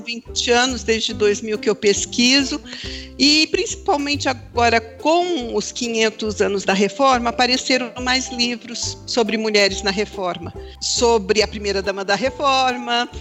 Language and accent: Portuguese; São Paulo, Brazil; moved away as an adult; also born or lived in Belo Jardim, Pernambuco; now in Campinas, Brazil; cresci em São Paulo, trabalhei, estudei, casei, tive os dois filhos mais velhos.